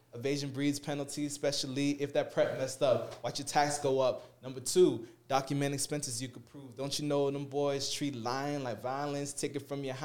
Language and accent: English; South Florida, United States; I'm originally from South Florida